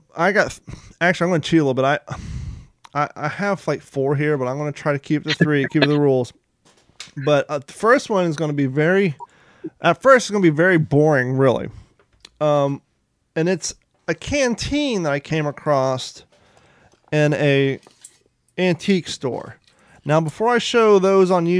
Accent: Columbus, Ohio, United States; also born or lived in Kentucky; I was born in Kentucky and I grew up in Columbus, Ohio

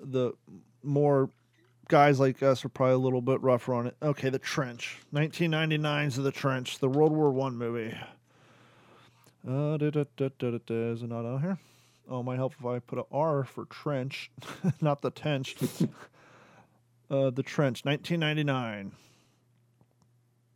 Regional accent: Kentucky, United States; moved away; also born or lived in Florida; I was born in Kentucky. I've lived 19 years in Florida.

